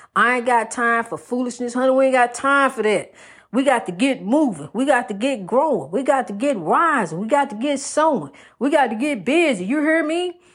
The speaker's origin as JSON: {"language": "English", "town": "New York City", "region": "New York", "country": "United States", "tie": "born or raised there", "said": "growing up in Spanish Harlem"}